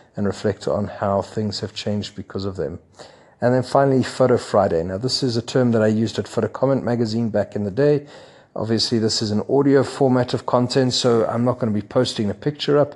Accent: Johannesburg, Gauteng, South Africa; moved away as an adult; now in Lagos, Nigeria; Johannesburg, my hometown

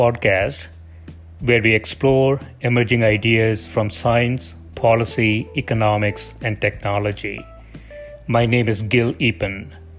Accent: South India, India; English is a second language; now in United States; I grew up in South India with a different, completely different language when I was growing up, and then came to the US, picked up English

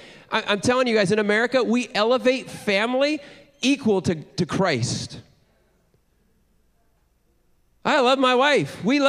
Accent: Indiana, United States; now in Richardson, Texas, United States; I'm originally from Indiana.

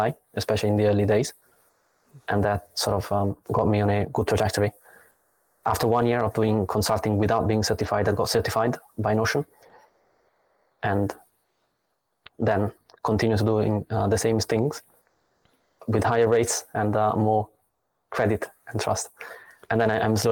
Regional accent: Italy; moved away as an adult; now in Berlin, Germany; I come from Italy.

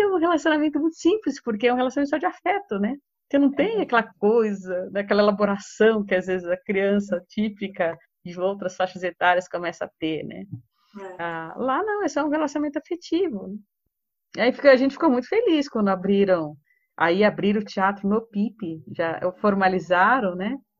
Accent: São Paulo, Brazil; moved away as an adult; also born or lived in Rio de Janeiro; Eu sou de São Paulo, mas eu estava morando no Rio. Em 2016 eu voltei para cá.

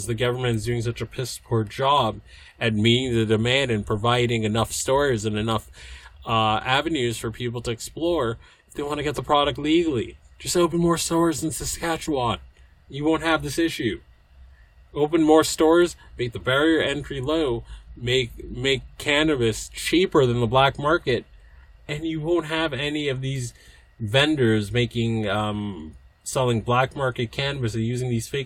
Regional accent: United States; I'm from the States

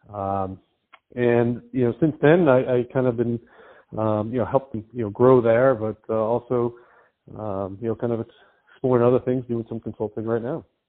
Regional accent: East Coast, United States; I grew up on the East Coast

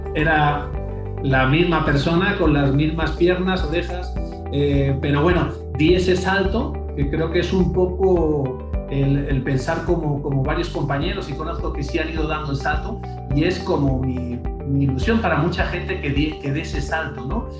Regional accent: Spain; moved away as an adult; now in Mexico; realmente soy español

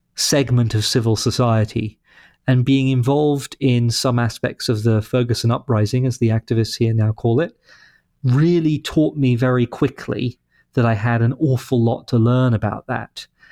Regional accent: London, United Kingdom; moved away as an adult; also born or lived in Boston; now in St. Louis, United States; London, which is where I grew up

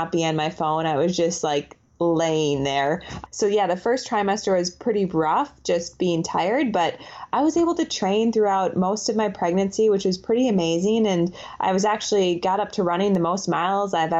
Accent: Waukesha, Wisconsin, United States; now in Portland, United States; I was born in Waukesha, Wisconsin, but I just recently moved to Portland, Oregon

